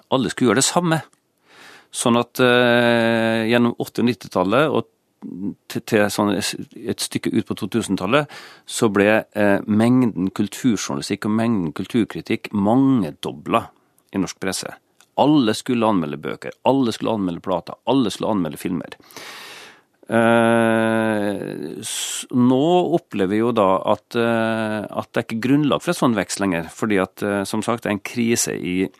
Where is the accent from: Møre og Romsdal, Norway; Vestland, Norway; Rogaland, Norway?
Møre og Romsdal, Norway; Kristiansund; moved away; Når jeg begynte å lese Dagbladet på 70-tallet, i min hjemby Kristiansund